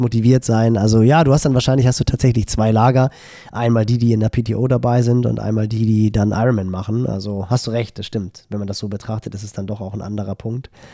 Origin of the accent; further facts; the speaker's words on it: Hamburg, Germany; als Hamburger